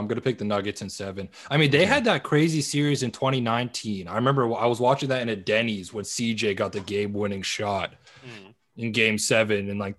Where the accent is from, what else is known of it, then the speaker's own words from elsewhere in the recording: Vancouver, British Columbia, Canada; I'm from Vancouver, right?